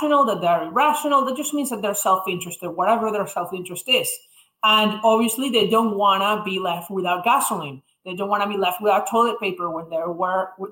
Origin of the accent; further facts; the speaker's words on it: Venezuela; moved away as an adult; also born or lived in Indiana, United States; now in New York, United States; I'm originally from Venezuela, where I went to high school, left in 2016